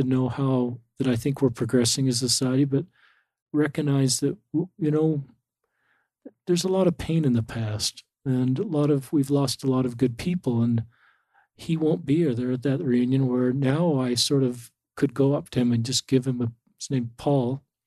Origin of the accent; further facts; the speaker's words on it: Salt Lake City, Utah, United States; I grew up in Salt Lake City